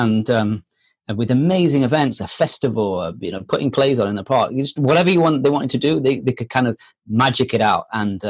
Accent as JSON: {"language": "English", "country": "France", "moved": "yes", "said": "We came from France and, you know, we came here on a whim."}